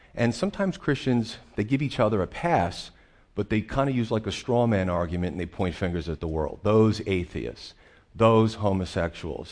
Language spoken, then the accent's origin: English; Northeastern United States, United States; we're Northeasterners